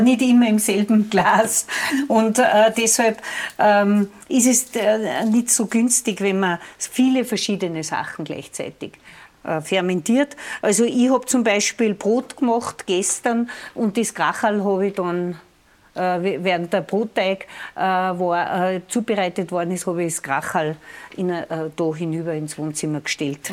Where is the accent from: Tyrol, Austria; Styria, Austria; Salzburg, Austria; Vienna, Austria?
Salzburg, Austria; Lungau; bei uns im Lungau ist zu Jakobi braucht, dass man die Leute auf den Almen, die Almleit besucht.